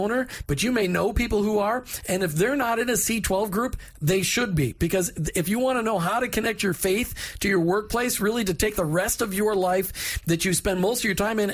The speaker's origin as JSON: {"language": "English", "region": "Minnesota", "country": "United States", "said": "I'm from Minnesota. We call it pop."}